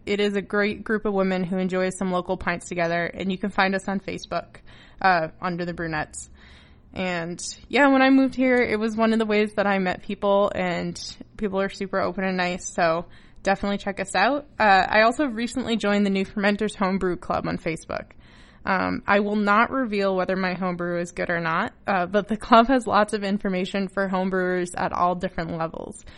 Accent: Massachusetts, United States; also born or lived in New Hampshire; now in Newfoundland, Canada; Before I came to Newfoundland, uh, I lived in New Hampshire in the States, and I grew up in Massachusetts

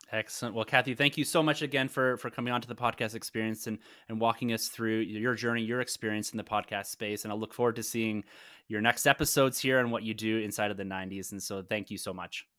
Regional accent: Canada; being a Canadian myself

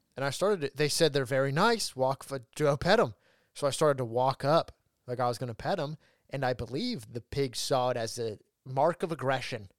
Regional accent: Ridgecrest, California, United States; moved away; when I lived in my hometown, Ridgecrest.

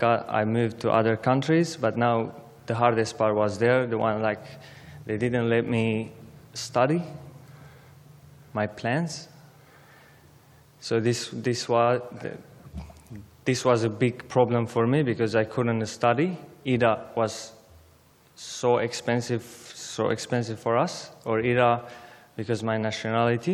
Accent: Aleppo, Aleppo Governorate, Syria; English is a second language; moved away as an adult; now in Australia; I was born in Syria, Aleppo, but my background is Armenian

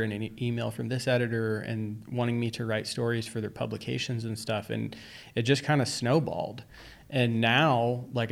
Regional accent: New York, United States; now in Arizona, United States; back then we lived in New York

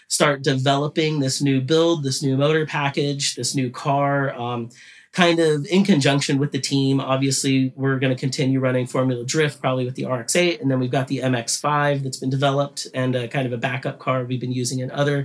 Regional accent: United States; I'm an American driver

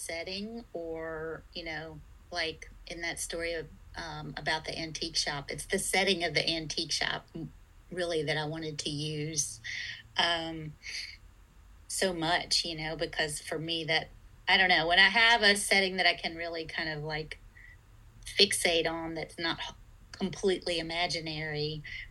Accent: Greensboro, North Carolina, United States; I grew up in Greensboro, North Carolina

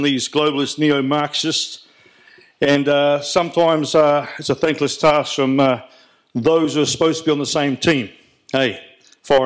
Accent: New Zealand; I'm a patriot Kiwi

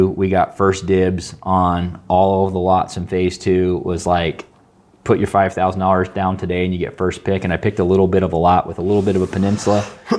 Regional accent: San Jose, California, United States; moved away; also born or lived in Seattle; So I grew up in California in the Bay Area.

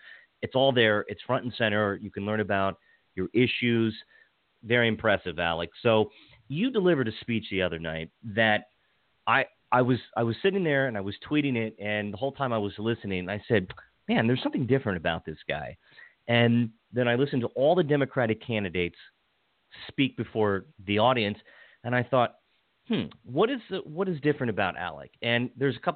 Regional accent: Washington County, Western Maryland, United States; also born or lived in Montgomery County, Maryland; I grew up in Washington County, then I moved to Montgomery County.

